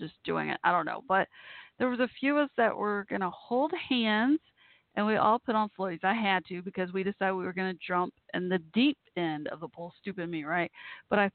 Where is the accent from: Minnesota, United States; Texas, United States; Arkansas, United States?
Texas, United States; Dallas-Fort Worth; also born or lived in Waco, Texas; we moved from Waco to Dallas-Fort Worth.